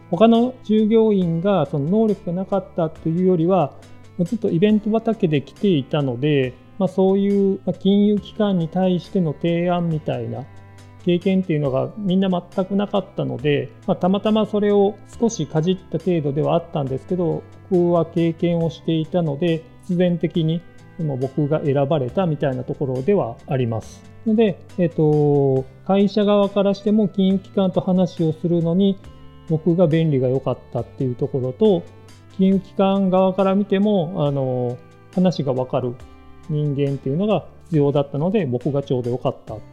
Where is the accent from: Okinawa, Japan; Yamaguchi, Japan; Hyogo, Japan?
Hyogo, Japan; moved away as an adult; also born or lived in Kobe / Osaka / Fukuoka; now in Saga, Japan; 兵庫県出身で高校卒業まで兵庫県の超田舎に住んでいた